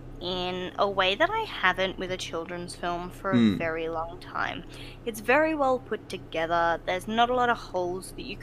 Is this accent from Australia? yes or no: yes; Australia; we're Australian